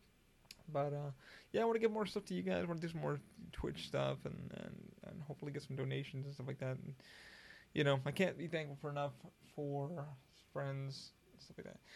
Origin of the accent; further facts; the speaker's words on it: Albany, New York, United States; also born or lived in Schenectady, New York / Scotia, New York; now in Florida, United States; I grew up in Albany, and I lived in Schenectady, and I lived in Scotia, New York, and upstate New York.